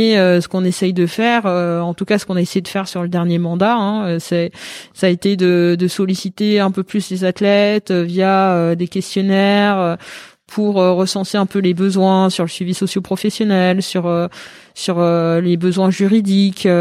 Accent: Paris, Île-de-France, France; je suis parisienne

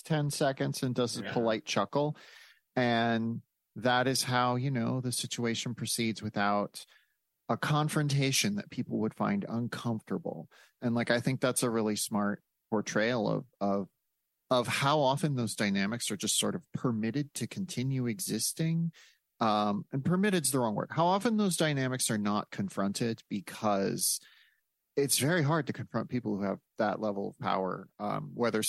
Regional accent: Midwest, United States; I grew up in a place I grew up in the Midwest and not the South

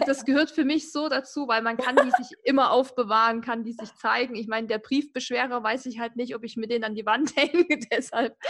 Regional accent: Erzgebirge, Saxony, Germany; ich komme ja aus dem Erzgebirge

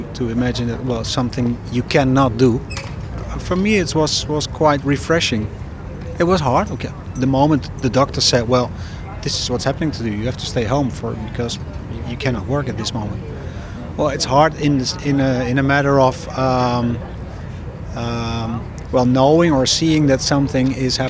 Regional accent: Netherlands; English is a second language; I come from the Netherlands

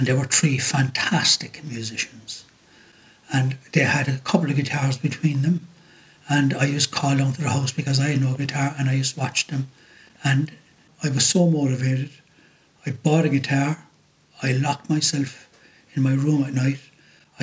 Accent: Cork, Munster, Ireland; I was from Cork

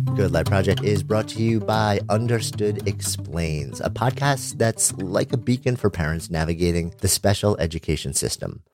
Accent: New York City, New York, United States; I grew up in New York

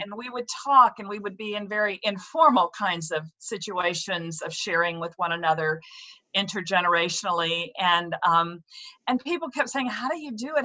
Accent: the South, United States; moved away as an adult; now in Hartford, United States; I'm actually a Southern gal who has lived up here in the Northeast for 30 years

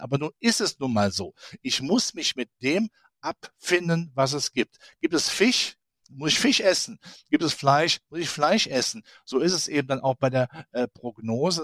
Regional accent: Rhineland, Germany; ich als Rheinländer

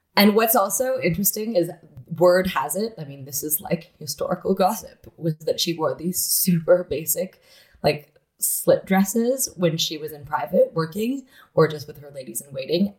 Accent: Toronto, Ontario, Canada; I grew up in Toronto

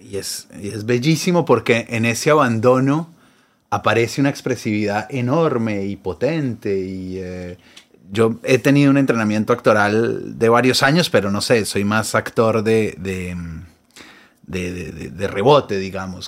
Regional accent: Colombia; now in Buenos Aires, Argentina; Yo vivo acá hace, un, hace mucho. Soy un, porteño colombiano

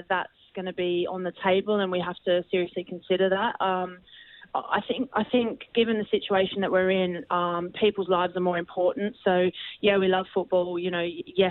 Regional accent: Australia; moved away; growing up in Australia

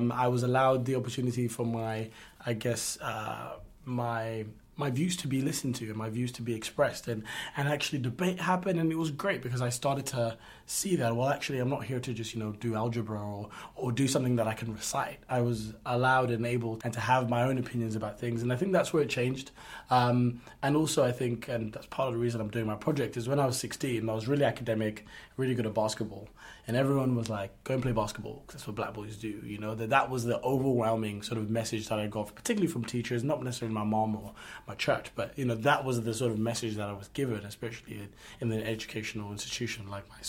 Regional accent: United Kingdom; from the United Kingdom

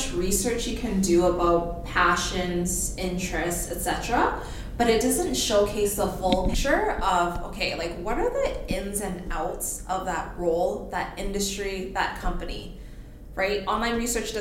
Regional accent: Calgary, Alberta, Canada; also born or lived in Edmonton; I was born in Edmonton, raised in Calgary

